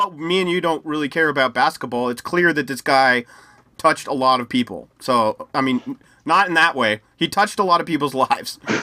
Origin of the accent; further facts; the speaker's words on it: United States; I'm from the US